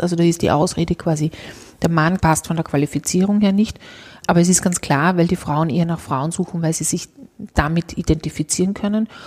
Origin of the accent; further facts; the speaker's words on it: Austria; bei uns in Österreich